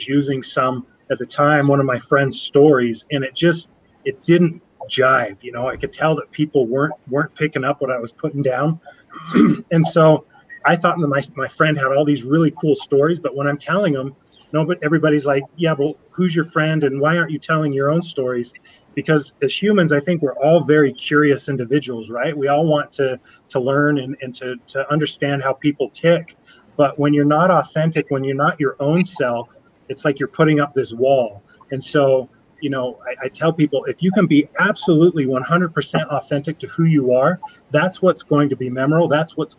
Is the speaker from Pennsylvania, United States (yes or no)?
no; Sandy, Utah, United States; also born or lived in Draper, Utah; I'm a local boy, but didn't grow up in Orem. I grew up in Sandy, now live in Draper